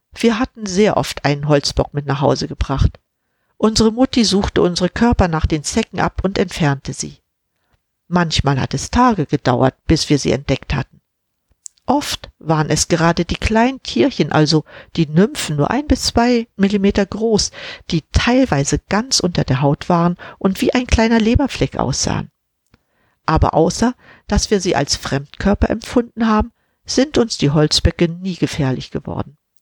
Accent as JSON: {"language": "German", "region": "Mecklenburg-Vorpommern", "country": "Germany", "tie": "born or raised there", "said": "Ich bin schließlich in Mecklenburg-Vorpommern aufgewachsen"}